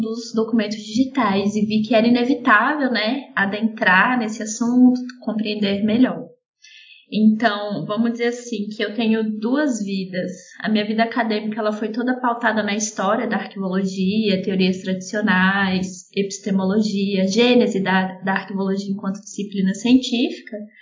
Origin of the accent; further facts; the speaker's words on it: Brasília, Federal District, Brazil; brasiliense, como percebem pelo sotaque, embora eu, eu acho que eu não tenho sotaque